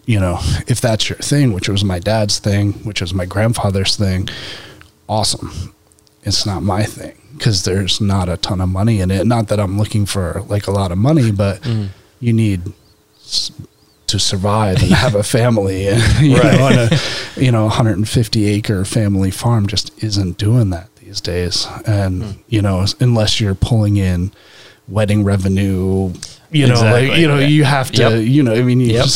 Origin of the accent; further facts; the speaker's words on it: Delmar, New York, United States; moved away as an adult; now in Vermont, United States; I grew up in, Bethlehem, New York, Delmar specifically. Bethlehem's a town right south of Albany, New York.